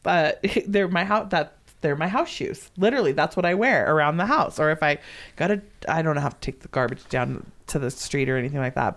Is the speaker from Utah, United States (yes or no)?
no; Southern California, United States; moved away; also born or lived in Oregon; growing up in Southern California. Like, I never had a white Christmas until I lived in Oregon.